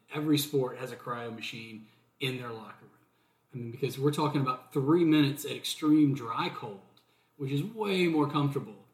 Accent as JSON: {"language": "English", "town": "Watkinsville", "region": "Georgia", "country": "United States", "tie": "born or raised there", "also_born_or_lived": "Los Angeles, California / Hermosa Beach, California", "moved": "as an adult", "lives_now": "Charleston, United States", "said": "I grew up in Watkinsville, Georgia, which is near Athens, but then I lived in LA, Hermosa Beach, for about 4 or 5 years"}